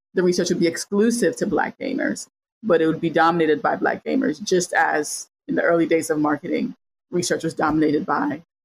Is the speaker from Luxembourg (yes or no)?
no; Cameroon; also born or lived in Chicago, United States; now in Dallas, United States; I'm from Chicago and Cameroon. I grew up in Cameroon and then was born in Chicago, and my mom is from there and I lived there